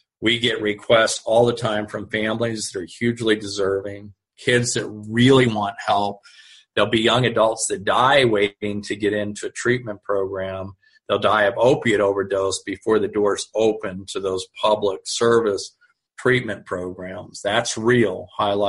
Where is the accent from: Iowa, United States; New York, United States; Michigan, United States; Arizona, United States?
Arizona, United States; Tucson; I'm from Tucson.